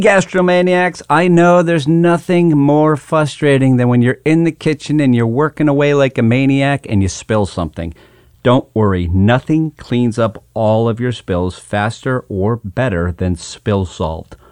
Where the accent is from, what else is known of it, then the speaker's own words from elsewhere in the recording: Hatfield, Massachusetts, United States; moved away; I'm actually back home today and my hometown of Hatfield, Massachusetts, which is considered the asparagus capital of the world